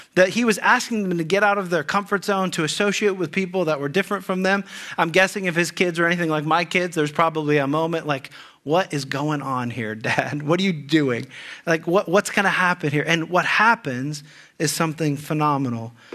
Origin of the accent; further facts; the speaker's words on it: Ohio, United States; moved away; also born or lived in California; I'm from Ohio